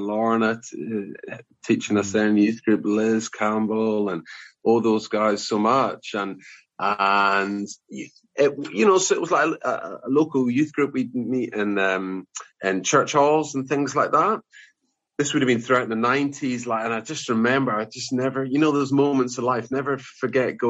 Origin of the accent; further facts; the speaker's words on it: Inverness, Scotland, United Kingdom; also born or lived in Aberdeen; now in Tiverton, United Kingdom; I grew up in Inverness. Born and bred